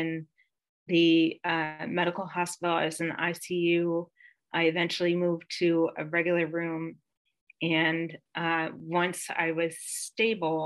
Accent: Bethlehem, Pennsylvania, United States; also born or lived in Bath, Pennsylvania; I'm from Pennsylvania. I grew up in a very teeny tiny little town called Bath and moved. So half my childhood was in Bath and the other half my childhood was in Bethlehem.

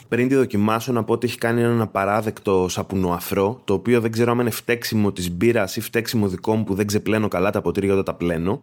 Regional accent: Agios Nikolaos, Crete, Greece; είμαι μια φτωχάλα από τον Άγιο Νικόλαο

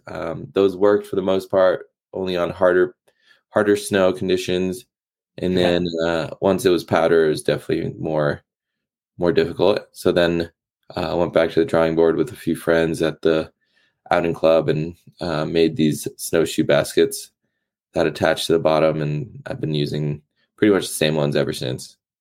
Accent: East Coast, United States; growing up on the East Coast, it was uh, very seasonal from winter, spring, summer, fall

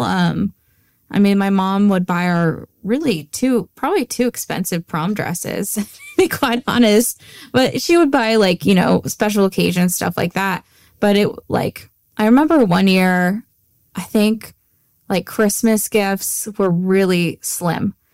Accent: Antioch, California, United States; growing up in Antioch

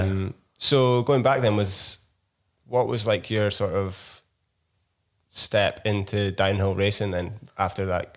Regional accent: Inverness, Scotland, United Kingdom; my hometown of Inverness in the north of Scotland

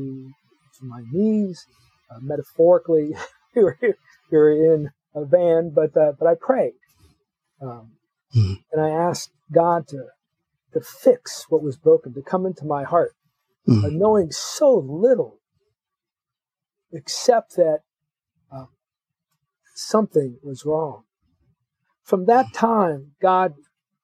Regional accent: Los Angeles, California, United States; I grew up in Los Angeles

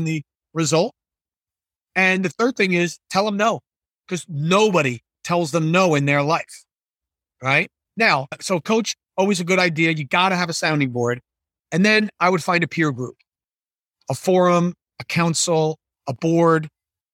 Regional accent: New Jersey, United States; I'm from New Jersey

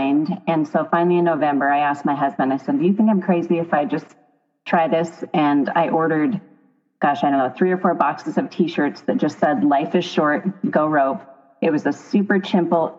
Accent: Roundup, Montana, United States; also born or lived in Dillon, Montana / Billings, Montana; I grew up in Roundup, Montana in the Bull Mountains.

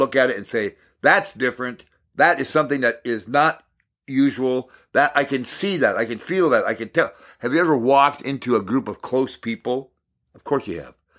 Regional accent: Hibbing, Minnesota, United States; I was raised in Maple Hill, just outside of Hibbing, Minnesota, and we had a forty-acre farm

